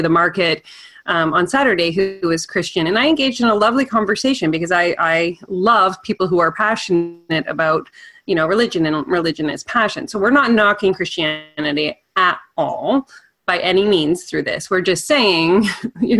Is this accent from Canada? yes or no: yes; Canada; even as Canadian